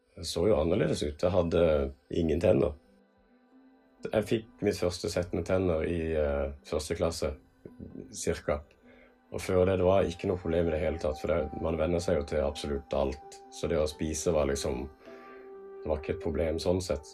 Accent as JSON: {"language": "Norwegian", "town": "Kongsberg", "region": "Buskerud", "country": "Norway", "tie": "born or raised there", "said": "i 1997 så ble jeg født eh, på Kongsberg sykehus"}